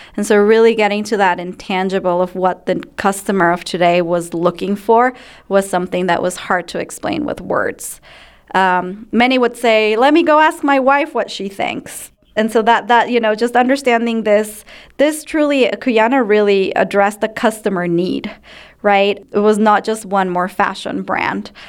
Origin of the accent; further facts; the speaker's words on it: Ecuador; moved away as an adult; now in United States; I grew up in Ecuador and I was raised in a home of fewer, better things